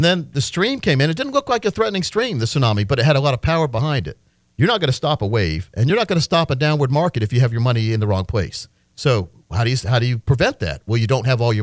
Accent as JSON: {"language": "English", "region": "Wisconsin", "country": "United States", "tie": "born or raised there", "also_born_or_lived": "Massachusetts", "moved": "yes", "said": "me and my younger brothers, because we grew up in Wisconsin at that time"}